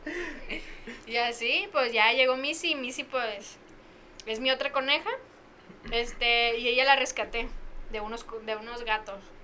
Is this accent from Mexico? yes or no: yes; Tepic, Nayarit, Mexico; pues de Tepi